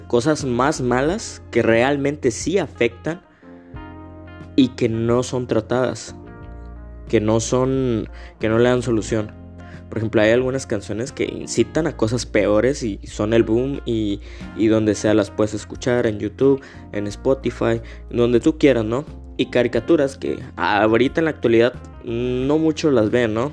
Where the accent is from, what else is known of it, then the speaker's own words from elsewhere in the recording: Mexico; yo como mexicano